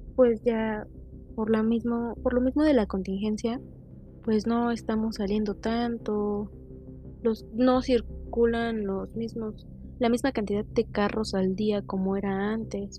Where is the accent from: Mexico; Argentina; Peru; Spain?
Mexico; en mi caso soy de México